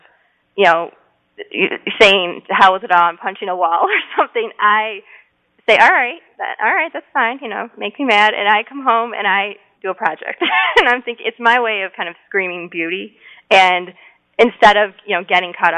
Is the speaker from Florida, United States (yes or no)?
no; Detroit, Michigan, United States; moved away as an adult; now in Michigan, United States; I'm from Metro Detroit